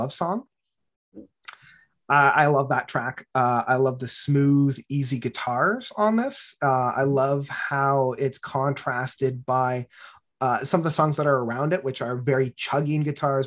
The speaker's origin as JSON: {"language": "English", "town": "Barrie", "region": "Ontario", "country": "Canada", "tie": "born or raised there", "said": "growing up in Barrie"}